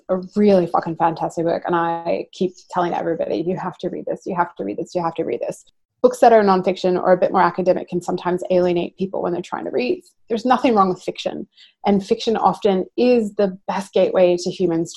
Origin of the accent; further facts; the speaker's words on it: United States; moved away as an adult; also born or lived in Wollongong, Australia; now in Australia; growing up in America, I grew up in a predominantly African-American community.